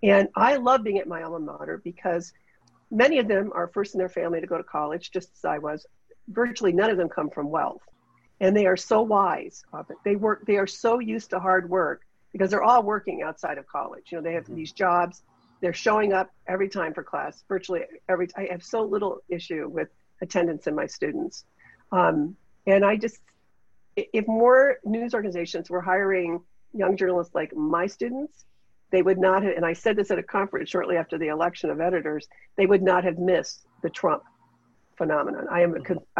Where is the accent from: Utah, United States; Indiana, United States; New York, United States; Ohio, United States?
Ohio, United States; Ashtabula; now in Cleveland, United States; I grew up in Ashtabula. I grew up in Ashtabula County.